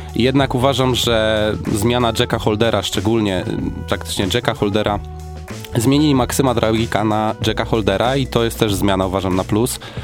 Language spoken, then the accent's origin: Polish; Gorzów Wielkopolski, Lubusz Voivodeship, Poland; do mojego rodzinnego miasta, czyli do zespołu Stali Gorzów